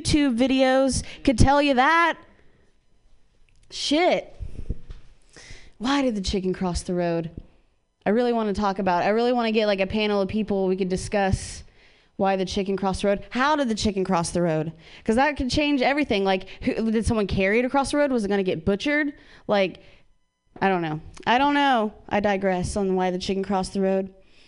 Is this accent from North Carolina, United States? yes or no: no; Ohio, United States; now in California, United States; I'm from Ohio